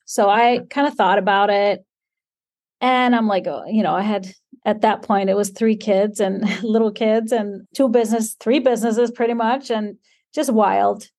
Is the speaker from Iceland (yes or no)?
yes; Iceland; This is living in Iceland, born and raised in Iceland, living in Iceland